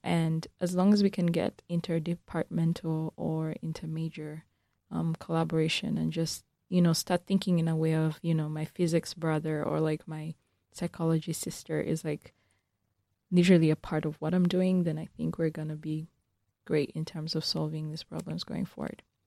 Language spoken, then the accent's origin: English; Uganda; moved away; I'm from Uganda